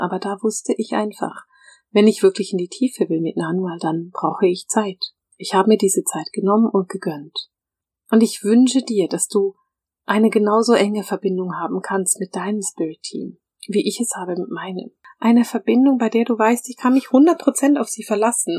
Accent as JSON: {"language": "German", "region": "Bern", "country": "Switzerland", "tie": "born or raised there", "said": "ich bin in Bern aufgewachsen"}